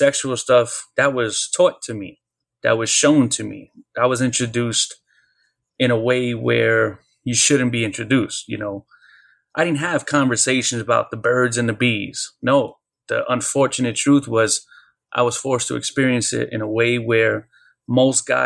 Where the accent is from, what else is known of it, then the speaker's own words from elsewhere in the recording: New York City, New York, United States; we moved from the Bronx to Brooklyn